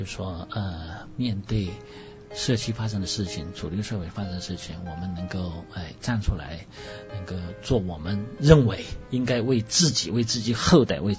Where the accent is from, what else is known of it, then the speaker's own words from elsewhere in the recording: China; now in Sydney, Australia; 十八年是我们中国人一点一点开始，中国社团搞搞起来的。